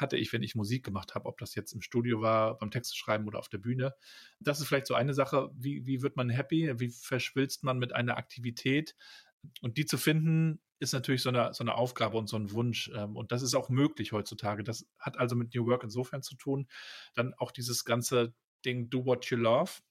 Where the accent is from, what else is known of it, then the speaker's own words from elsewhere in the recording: Rostock, Mecklenburg-Vorpommern, Germany; Ich bin da ja in Rostock aufgewachsen